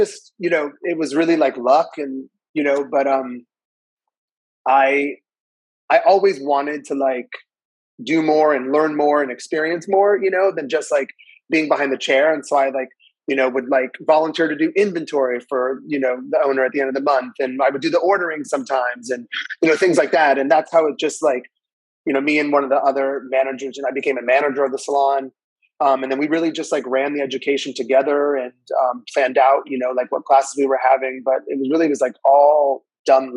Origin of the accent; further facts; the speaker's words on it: Northern Virginia, United States; also born or lived in Chicago; I'm from Northern Virginia.